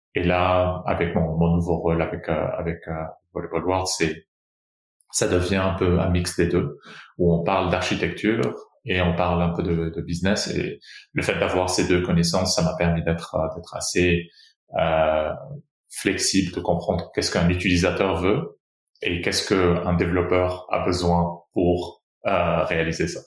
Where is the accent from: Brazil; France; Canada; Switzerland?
Brazil; moved away as an adult; also born or lived in Rio de Janeiro; je suis je suis né au Brésil. Euh, je suis aussi brésilien de, de nationalité aussi